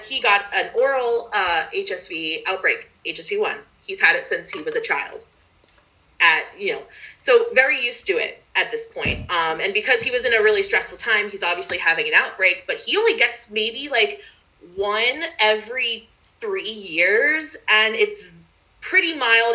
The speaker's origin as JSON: {"language": "English", "town": "Philadelphia", "region": "Pennsylvania", "country": "United States", "moved": "as an adult", "lives_now": "Portland, United States", "said": "I'm from Philadelphia"}